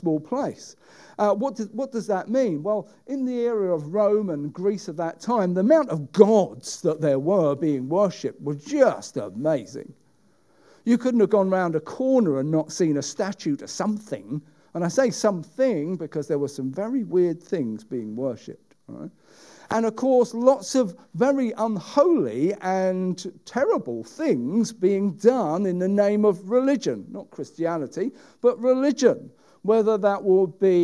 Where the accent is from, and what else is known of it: United Kingdom